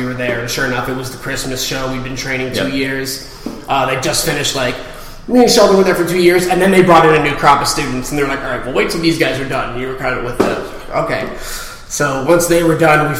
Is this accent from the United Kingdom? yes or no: no; Windsor, Ontario, Canada; we're from Canada